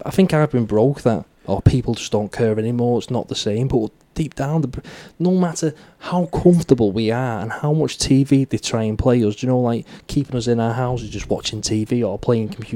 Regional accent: United Kingdom; as a British person

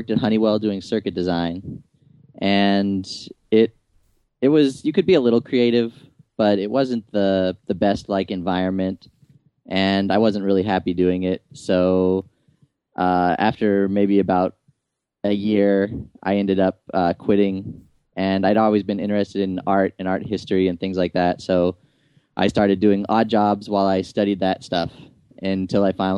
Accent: Tucson, Arizona, United States; moved away as an adult; now in Nashville, United States; I was raised in Tucson, Arizona, and I lived there until just recently

